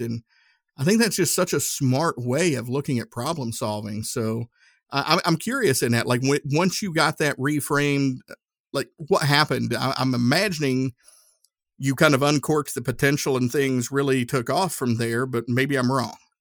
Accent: Northeast Tennessee, United States; growing up in Northeast Tennessee, uh, I grew up next to Nuclear Fuel Services

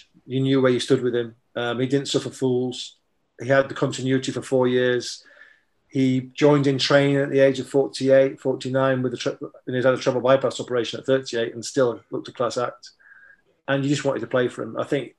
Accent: Germany; So I was a Liverpool fan, growing up in Germany in the 70s and watching Match of the Day when I came home for Christmas

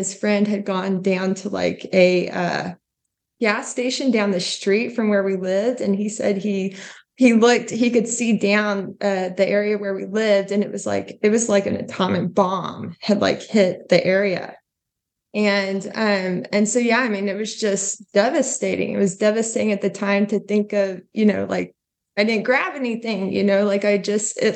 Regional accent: Duncan, Oklahoma, United States; being from Oklahoma, we get tornadoes. You know, I grew up as a kid, like, you know, had tornado warnings all the time

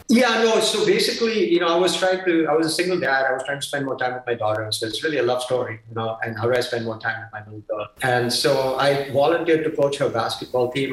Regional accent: Mumbai, Maharashtra, India; moved away; my hometown of Bombay

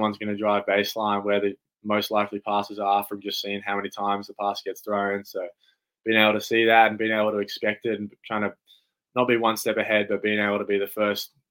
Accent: Canberra, Australian Capital Territory, Australia; I'm from Canberra, so I'm from this city.

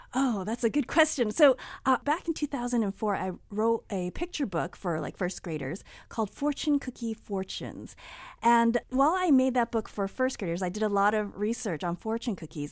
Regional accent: United States; I grew up here in the United States

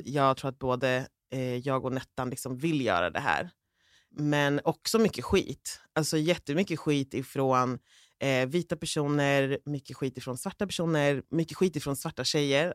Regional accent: Uppsala, Uppsala County, Sweden; jag är från orten också, vi är från Gottsunda från början.

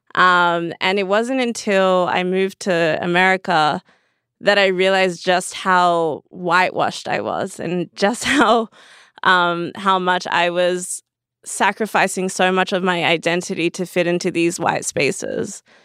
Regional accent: Perth, Western Australia, Australia; now in Los Angeles, United States; so I grew up in Perth. It's a, a small town in, on, in Western Australia.

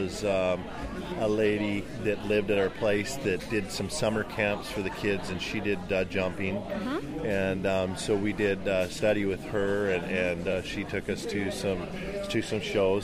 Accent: Black Creek, British Columbia, Canada; We grew up in Black Creek on Vancouver Island

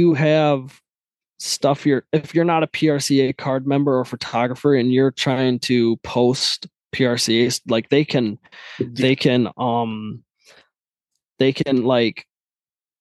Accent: Midland, Michigan, United States; I was born into like farming lifestyle. So I'm from Michigan, Midland, Michigan, and it's a lot of cornfields, bean fields

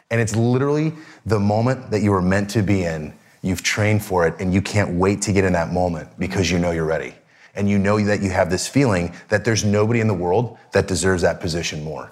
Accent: Seattle, Washington, United States; I grew up in Seattle

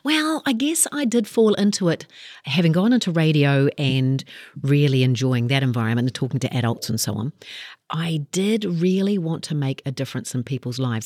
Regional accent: Kaikohe, Northland, New Zealand; I grew up in Kaikoi and, uh, looked at the options that we had up there

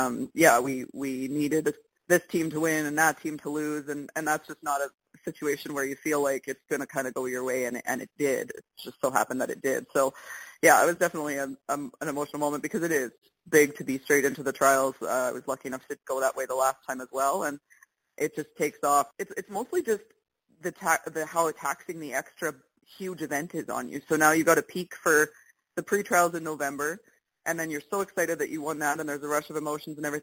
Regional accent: Winnipeg, Manitoba, Canada; moved away; I'm from Winnipeg, and I still lived there at that time

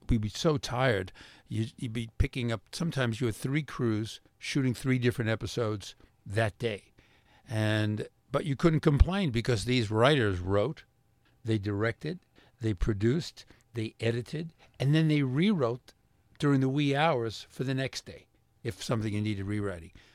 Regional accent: New York City, New York, United States; I grew up in Brooklyn and we played touch football

